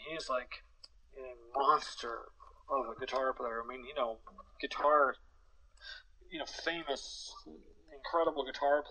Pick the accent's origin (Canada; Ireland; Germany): Canada; Vancouver, British Columbia; we're from Vancouver.